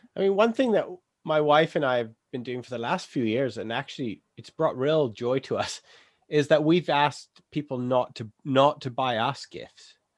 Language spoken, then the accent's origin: English; England, United Kingdom